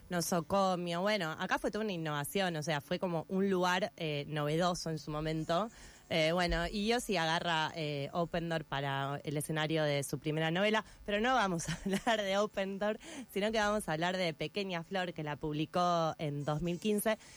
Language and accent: Spanish; Buenos Aires, Argentina; moved away; yo ahora no soy más porteña, pero soy más porteña que Yossi